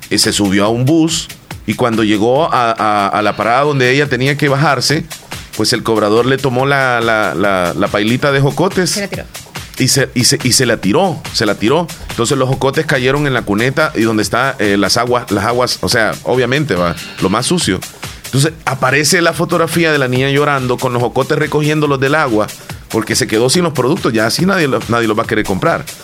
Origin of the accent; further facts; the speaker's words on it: El Salvador; no porque van a aparecer en la foto, porque los van a denunciar, sino porque somos salvadoreños.